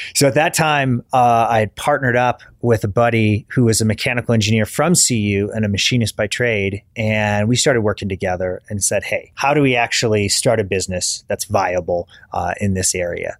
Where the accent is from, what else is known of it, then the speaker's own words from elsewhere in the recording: Kalamazoo, Michigan, United States; moved away as an adult; also born or lived in Dayton, Ohio; I grew up in Michigan, uh, kind of a rural part of Michigan outside of Kalamazoo